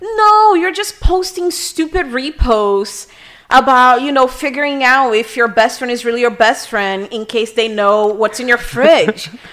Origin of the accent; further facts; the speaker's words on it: Rio de Janeiro, Brazil; English is a second language; also born or lived in California; now in Miami, United States; I was born in Rio de Janeiro